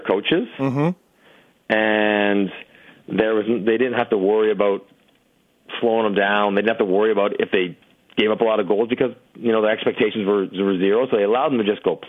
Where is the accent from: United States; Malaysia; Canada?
Canada; I'm Canadian